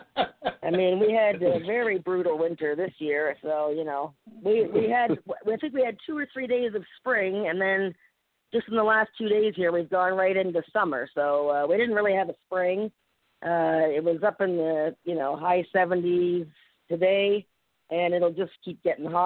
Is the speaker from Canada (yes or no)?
yes; Toronto, Ontario, Canada; I was born in Canada. I mean, in Toronto, I'm all hockey all the time.